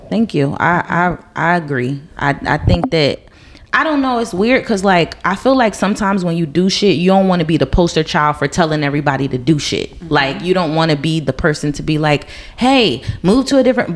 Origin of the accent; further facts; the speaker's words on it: New Jersey, United States; moved away as an adult; moving away from my hometown. Mm-hmm. Um, and it was my choice because I've been I've been taken from New Jersey before, but it wasn't my choice.